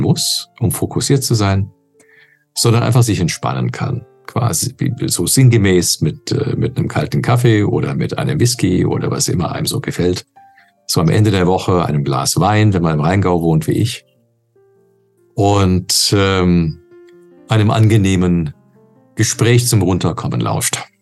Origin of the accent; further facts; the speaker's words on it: Canada; now in Germany; als äh, Kanadier ursprünglich